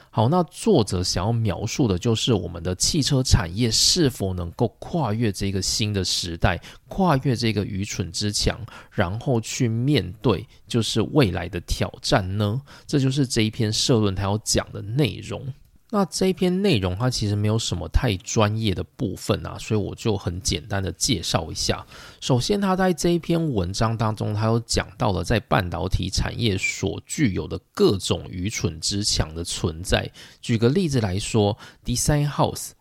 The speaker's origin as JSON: {"language": "Chinese", "region": "Taichung", "country": "Taiwan", "also_born_or_lived": "Pingtung (mother's ancestral home)", "moved": "yes", "lives_now": "Japan", "said": "回到我的台中家"}